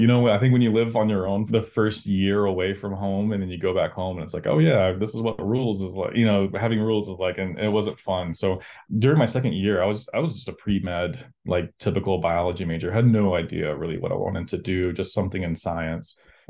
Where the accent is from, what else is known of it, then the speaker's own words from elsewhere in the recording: Georgia, United States; I was pretty lucky to grow up where I grew up in Southern Georgia.